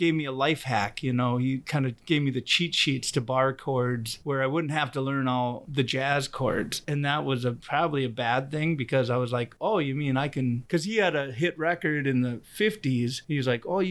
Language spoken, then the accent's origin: English; Alexandria, Minnesota, United States; I grew up out on a gravel road, kind of by Alexandria